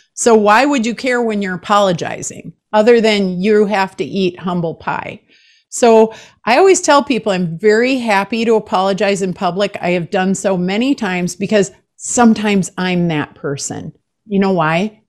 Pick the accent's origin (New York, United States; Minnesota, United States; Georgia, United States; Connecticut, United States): Minnesota, United States; I'm from Minnesota